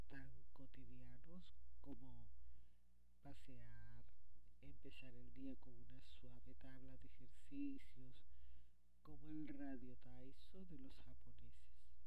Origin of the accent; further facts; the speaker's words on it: Barranquilla, Atlántico, Colombia; desde Barranquilla, Colombia.